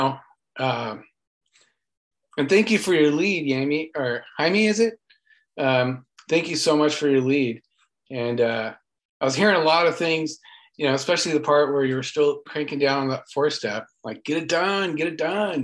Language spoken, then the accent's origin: English; Westminster, California, United States; I grew up in Westminster, California